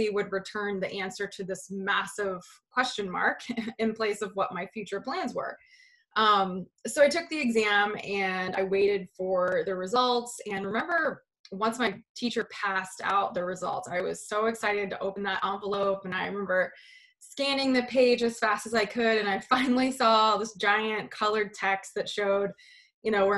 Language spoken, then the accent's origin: English; West Virginia, United States; I grew up in West Virginia, a super small remote town